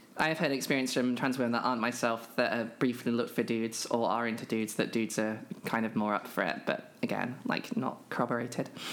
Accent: United Kingdom; I'm a British trans woman

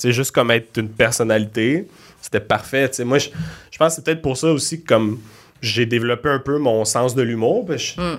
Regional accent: Laval, Quebec, Canada; je viens de Laval

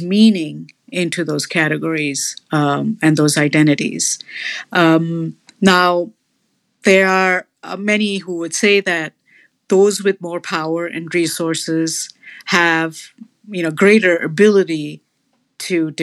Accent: India; now in United States; I also identify as Indian and brown

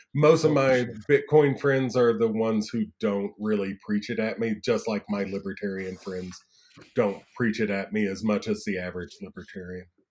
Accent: Rockford, Tennessee, United States; now in San Miguel de Allende, Mexico; I'm from Rockford, Tennessee

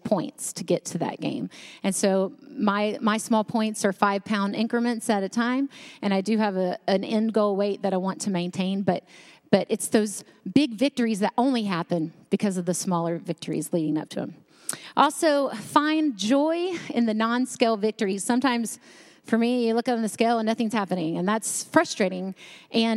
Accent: North Carolina, United States; I grew up in North Carolina

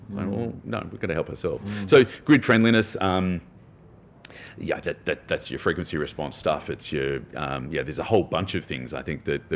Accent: Australia; as an Australian

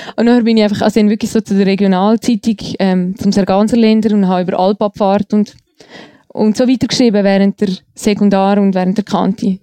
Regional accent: Eastern Switzerland, Switzerland; Ich komme aus einem alten Eigenossen Untertanengebiet in der Ostschweiz.

